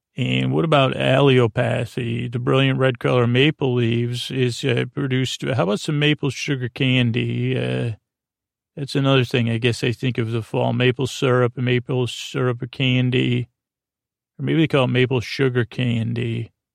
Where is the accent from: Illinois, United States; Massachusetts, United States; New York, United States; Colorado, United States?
New York, United States; Syracuse; first language English; now I come from Syracuse, New York.